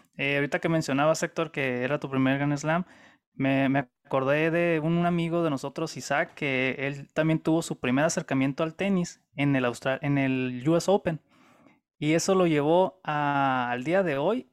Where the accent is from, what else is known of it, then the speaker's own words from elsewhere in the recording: Mexico; nosotros mexicanos